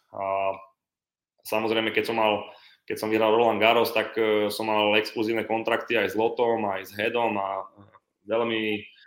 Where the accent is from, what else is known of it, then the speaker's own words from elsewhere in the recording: Slovakia; som 10 rokov reprezentoval Slovensko, tretí najlepší vlastne v histórii Slovenska